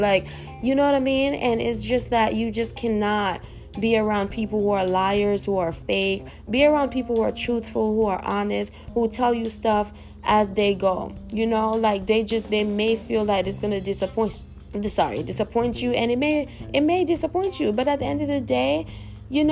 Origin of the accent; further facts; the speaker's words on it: New York, United States; I'm from New York